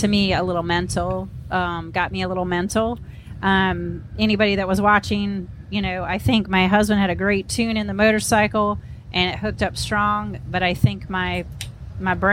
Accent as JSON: {"language": "English", "town": "McMinnville", "region": "Oregon", "country": "United States", "tie": "born or raised there", "also_born_or_lived": "Wisconsin", "moved": "yes", "said": "I was born and raised in Oregon"}